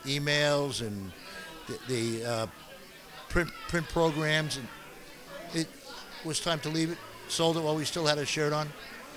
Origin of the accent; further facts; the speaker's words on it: Patchogue, New York, United States; also born or lived in Middle Island; but I grew up in Patchogue.